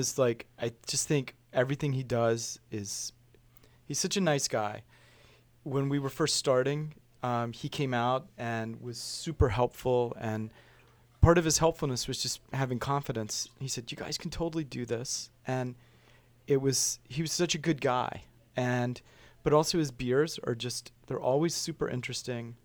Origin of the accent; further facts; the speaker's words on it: Richmond, Virginia, United States; I grew up in Richmond.